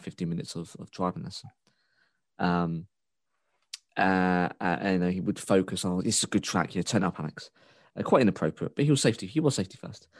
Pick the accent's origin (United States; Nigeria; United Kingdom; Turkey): United Kingdom; the Britishness in me